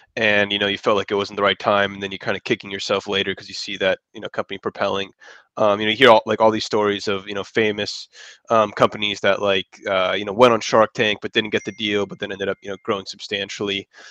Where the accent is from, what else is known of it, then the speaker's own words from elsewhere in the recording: San Francisco Bay Area, California, United States; moved away as an adult; now in Los Angeles, United States; I was originally from San Francisco Bay Area